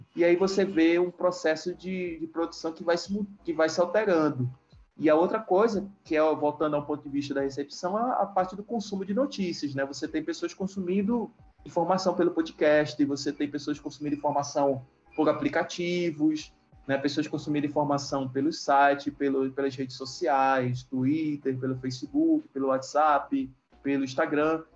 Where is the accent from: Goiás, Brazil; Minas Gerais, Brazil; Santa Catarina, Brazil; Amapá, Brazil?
Amapá, Brazil; Macapá; moved away as an adult; also born or lived in Fortaleza / Salvador / Málaga; Macapá, que é a cidade onde eu nasci, morei, me criei